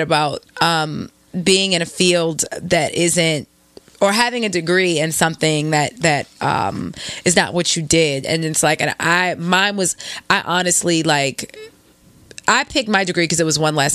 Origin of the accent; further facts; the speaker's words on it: Baltimore, Maryland, United States; I'm from Baltimore, 410 all day